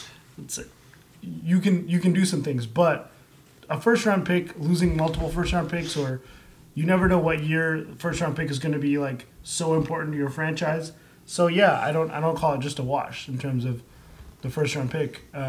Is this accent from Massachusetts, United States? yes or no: yes; Cape Cod, Massachusetts, United States; Because I'm from Cape Cod.